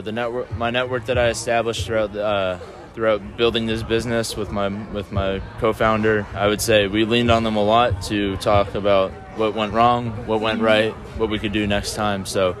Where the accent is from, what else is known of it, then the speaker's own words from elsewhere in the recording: Philadelphia, Pennsylvania, United States; moved away as an adult; now in Georgia, United States; I grew up in the Philadelphia area.